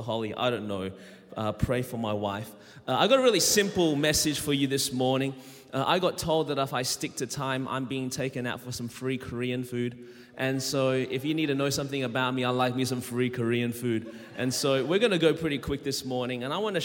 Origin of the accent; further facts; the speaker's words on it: Melbourne, Victoria, Australia; accent: Australian; moved away as an adult; now in Anderson, United States; I was born and raised in Melbourne, Australia. That's the reason my voice is this way